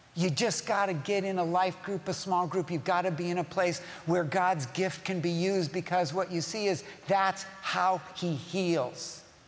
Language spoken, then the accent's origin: English; Southern California, United States; I'm from Southern California. I've lived here all my life